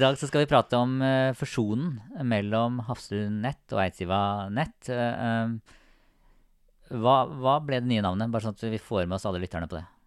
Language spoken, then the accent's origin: Norwegian; Sarpsborg, Østfold, Norway; jeg er fra Sarpsborg.